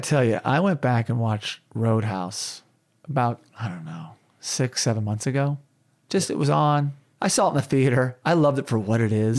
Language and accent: English; Tulsa, Oklahoma, United States; Tulsa, Oklahoma, my hometown